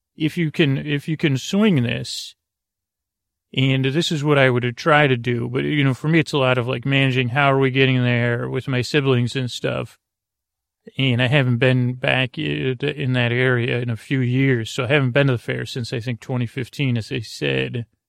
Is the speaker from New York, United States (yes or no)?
yes; Syracuse, New York, United States; a child growing up in Syracuse, New York